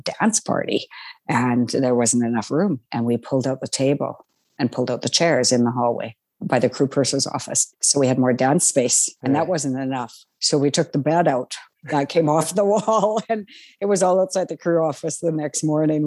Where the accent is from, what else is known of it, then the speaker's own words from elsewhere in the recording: Saskatchewan, Canada; I'm from Saskatchewan